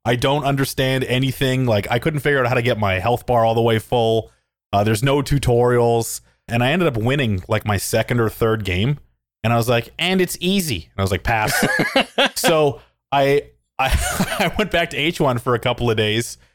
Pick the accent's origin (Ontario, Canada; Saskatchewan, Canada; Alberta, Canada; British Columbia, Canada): Alberta, Canada; Calgary; I'm from Calgary, Alberta. It's a city in Canada. I grew up there and I live there still.